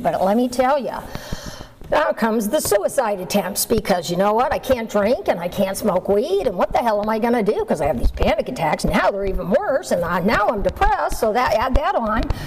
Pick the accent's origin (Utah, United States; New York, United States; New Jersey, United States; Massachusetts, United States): Massachusetts, United States; moved away; I grew up in Massachusetts and um, I hated living there.